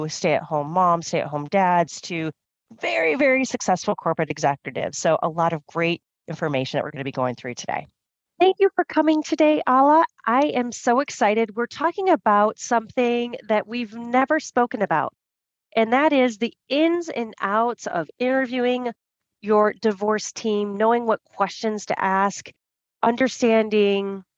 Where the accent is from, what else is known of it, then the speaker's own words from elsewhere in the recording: United States; I'm American